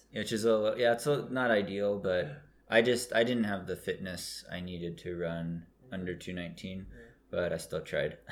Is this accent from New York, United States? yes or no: no; Oregon, United States; I grew up in Oregon, which is mm-hmm. a state above California